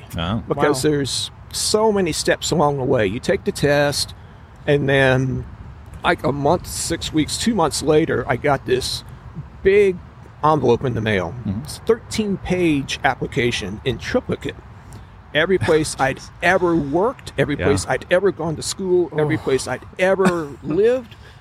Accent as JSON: {"language": "English", "town": "Houston", "region": "Texas", "country": "United States", "moved": "yes", "said": "I'm from Houston originally. Still have family there. A great place to be from."}